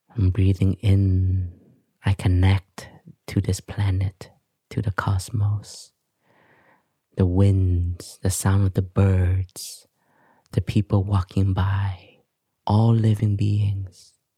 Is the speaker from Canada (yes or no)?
yes; Canada; moved away; also born or lived in Vietnam; I grew up in Canada and, um, I grew up with complexes also because my parents were from Vietnam